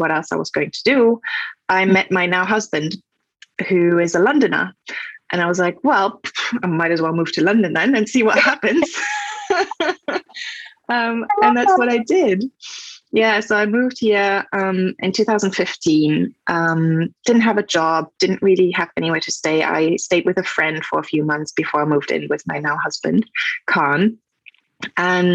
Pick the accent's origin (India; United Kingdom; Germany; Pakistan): Germany; English is a second language; moved away; I am from Germany, so if that's my accent.